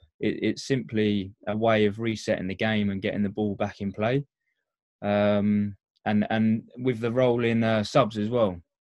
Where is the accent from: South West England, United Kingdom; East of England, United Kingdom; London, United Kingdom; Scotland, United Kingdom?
East of England, United Kingdom; Essex; moved away; I'm a union boy, being from Essex originally.